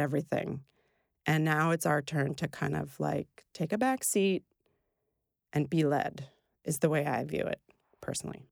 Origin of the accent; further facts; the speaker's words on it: Brooklyn, the Bronx, and New Rochelle, New York, United States; I grew up in Brooklyn, the Bronx, and New Rochelle